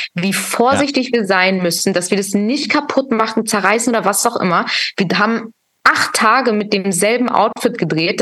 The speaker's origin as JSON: {"language": "German", "region": "Hamburg", "country": "Germany", "tie": "born or raised there", "moved": "yes", "lives_now": "Berlin, Germany", "said": "ist mein Herz in Hamburg, weil Hamburg ist meine Heimatstadt"}